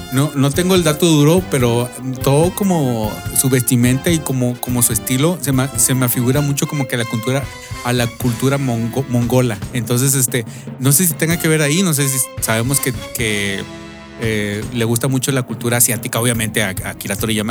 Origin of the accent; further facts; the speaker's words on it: Mexico; nosotros que somos mexicanos